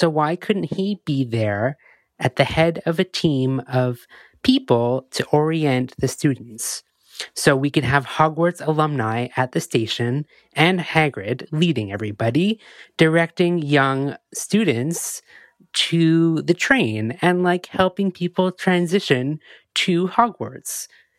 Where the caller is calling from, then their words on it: Montreal, Quebec, Canada; I'm a listener from Montreal.